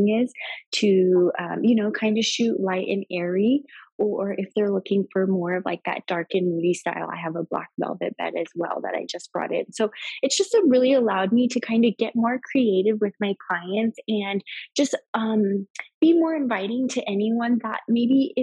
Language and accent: English; Las Vegas, Nevada, United States; I'm from Vegas